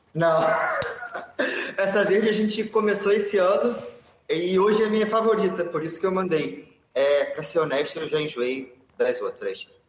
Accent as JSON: {"language": "Portuguese", "region": "Rio de Janeiro", "country": "Brazil", "accent": "carioca", "moved": "as an adult", "lives_now": "Lisbon, Portugal", "said": "sou brasileiro do Rio de Janeiro."}